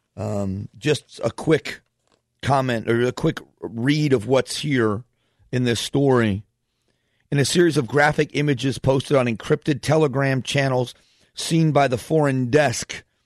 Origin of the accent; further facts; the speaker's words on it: Fort Myers, Florida, United States; moved away as an adult; also born or lived in Northeast Ohio; now in Phoenix, United States; grew up in Southwest Florida, so I call Florida home.